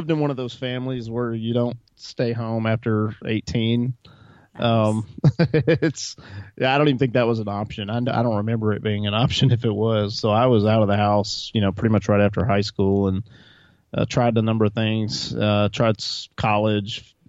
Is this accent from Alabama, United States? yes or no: yes; Montgomery, Alabama, United States; also born or lived in Texas / Tennessee / North Carolina / New England; I originally grew up in Montgomery, Alabama.